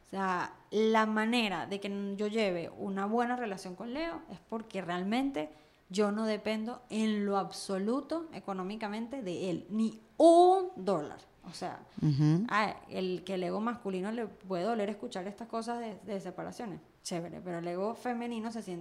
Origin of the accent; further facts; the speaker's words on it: Venezuela; moved away; porque ahora yo soy venezolana, diáspora venezolana.